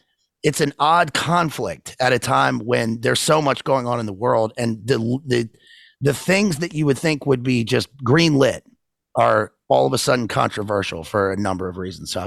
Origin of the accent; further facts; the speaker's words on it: United States; also born or lived in United Kingdom; And one thing that's amazing about London is that you go to London as American and you're like, where my whole country is here.